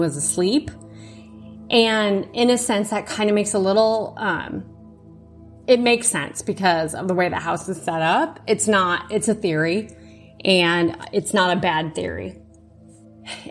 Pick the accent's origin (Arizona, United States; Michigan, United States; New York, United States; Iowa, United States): Iowa, United States; Born and raised in Iowa